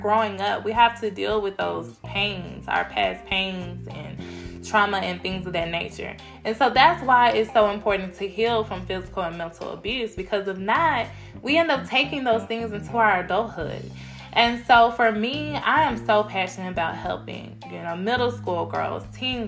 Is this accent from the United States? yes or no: yes; Cedar Hill, Texas, United States; I grew up in Cedar Hill, Texas